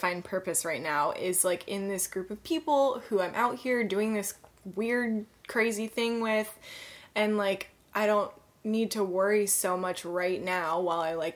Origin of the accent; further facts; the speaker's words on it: Atlanta, Georgia, United States; now in Los Angeles, United States; my hometown of Atlanta